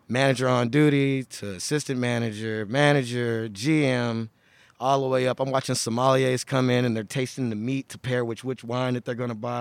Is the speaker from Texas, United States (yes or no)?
yes; Houston, Texas, United States; now in Oregon, United States; I am from Houston, Texas